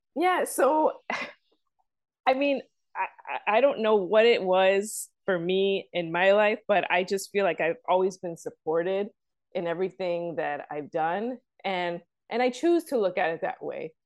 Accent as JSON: {"language": "English", "town": "Chicago", "region": "Illinois", "country": "United States", "tie": "born or raised there", "said": "I'm from the south side of Chicago"}